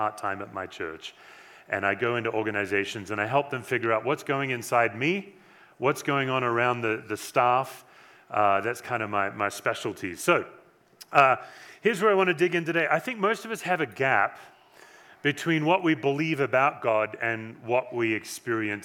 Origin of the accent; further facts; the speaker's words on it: Western Australia, Australia; now in Erie, Colorado, United States; I was born in Western Australia